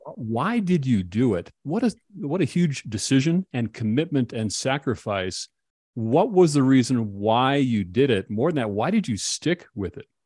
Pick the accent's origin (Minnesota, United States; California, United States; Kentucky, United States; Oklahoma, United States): Minnesota, United States; I'm from Minnesota also